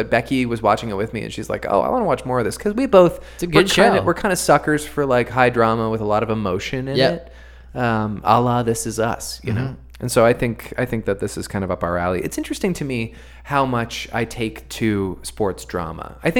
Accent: Dartmouth, Nova Scotia, Canada; I'm from Dartmouth, too.

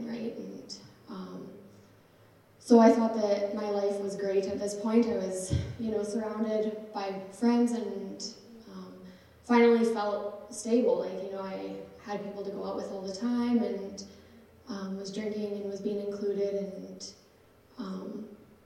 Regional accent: Regina, Saskatchewan, Canada; I was born and raised in Regina.

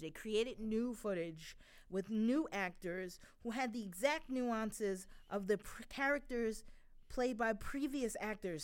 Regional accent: New York, United States; I'm a New Yorker

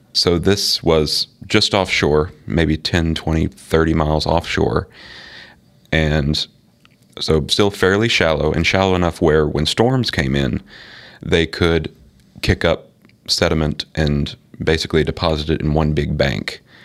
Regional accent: West Tennessee, United States; I grew up in West Tennessee

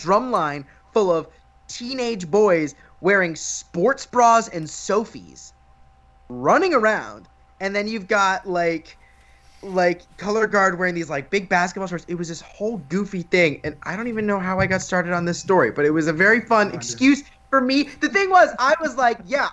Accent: Florida, United States; I'm from Florida

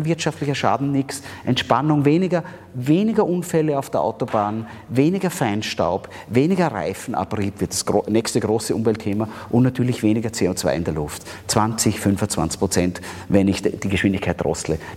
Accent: Austria; Da sind wir Österreicher zum Glück relativ gut.

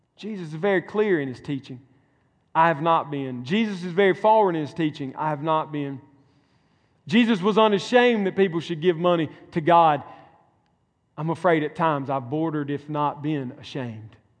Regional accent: Mississippi, United States; moved away; my home state. Mississippi

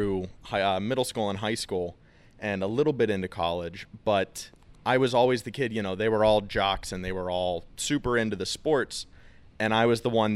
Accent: Greensburg, Pennsylvania, United States; I'm from Greensburg

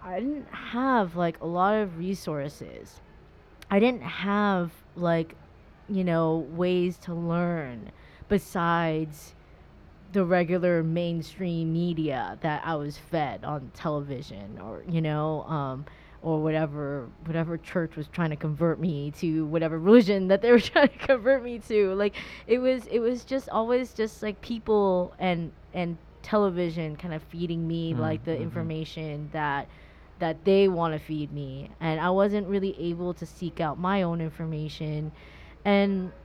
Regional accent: Orange County, Southern California, United States; growing up in Southern California, Orange County especially, I was kind of in that whole surfer culture, and I say dude

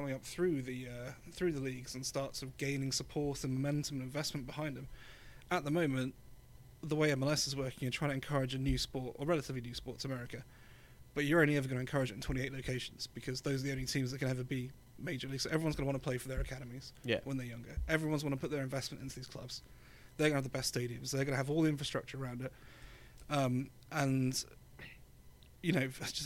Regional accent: Bournemouth, South West England, United Kingdom; also born or lived in London; I'm from London, but I spent a lot of my childhood in a place called Bournemouth on the south coast of England

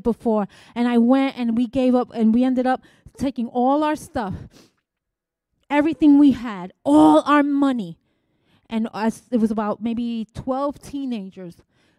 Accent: New York, United States; I'm here from New York

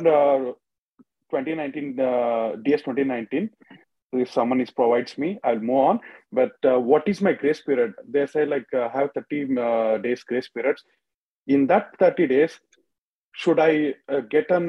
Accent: India; moved away as an adult; now in United States; I'm a MBBS doctor from India, but currently working in Mayo Clinic as a research trainee

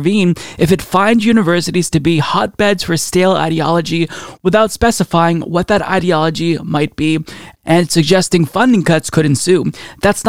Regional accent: United States; As American citizens

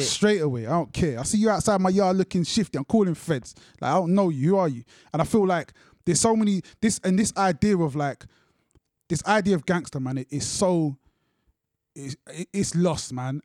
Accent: London, United Kingdom; also born or lived in Luton; I grew up in Brixton, but at that time I was in Luton.

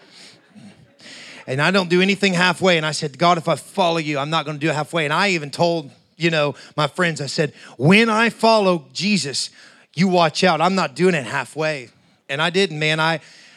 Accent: Appalachia, United States; I'm from, you know, Appalachia, so, you know, growing up near the Kentucky, West Virginia, Southern Ohio area, hillbilly country

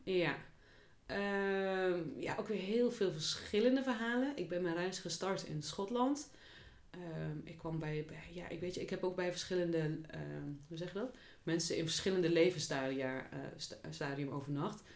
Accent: Achterhoek, Gelderland, Netherlands; moved away; ik kom oorspronkelijk uit de Achterhoek

